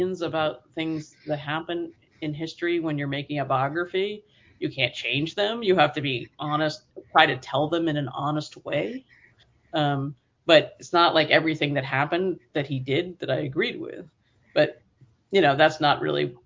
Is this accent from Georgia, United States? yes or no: no; Boston, Massachusetts, United States; I'm from Boston